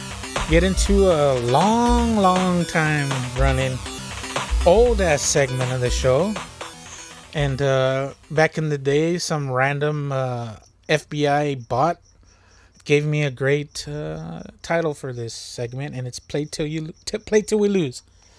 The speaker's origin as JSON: {"language": "English", "country": "United States", "said": "Of course I'm not going to understand it as an American."}